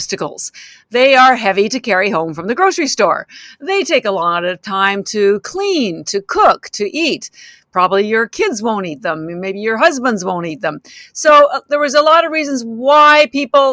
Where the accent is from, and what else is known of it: Canada; moved away as an adult; now in Boston, United States